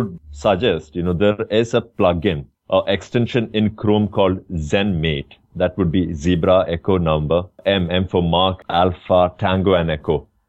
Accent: India; moved away as an adult; now in Dubai, United Arab Emirates

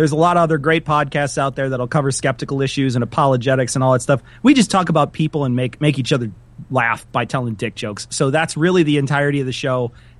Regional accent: Chicago, Illinois, United States; We're both from Chicago.

